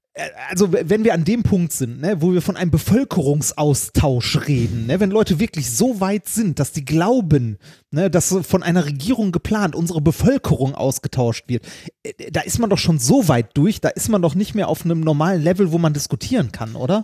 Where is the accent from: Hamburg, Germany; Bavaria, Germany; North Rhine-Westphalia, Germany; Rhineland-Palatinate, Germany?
North Rhine-Westphalia, Germany; Ruhr area; wir kommen aus dem Ruhrgebiet